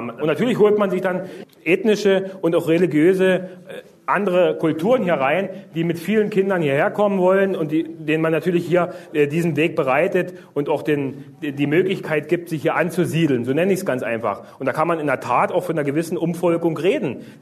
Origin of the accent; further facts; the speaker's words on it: Weißwasser, Saxony, Germany; Liebe Parteifreunde, ich stamme aus Weißwasser in der Oberlauditz, dem letzten Zipfel Schlesiens, der heute noch in Deutschland liegt.